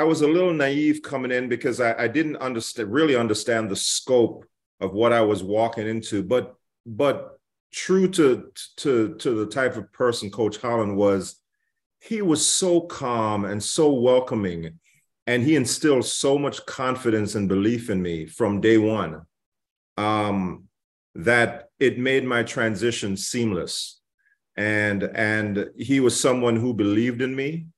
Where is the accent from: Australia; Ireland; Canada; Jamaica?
Jamaica; moved away as an adult; Growing up in Jamaica